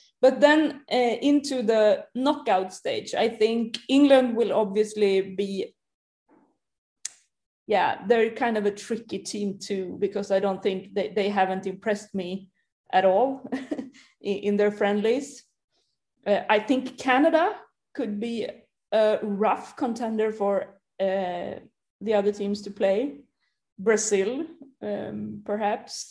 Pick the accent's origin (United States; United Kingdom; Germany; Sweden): Sweden; we might be a kind of a cocky citizens in Sweden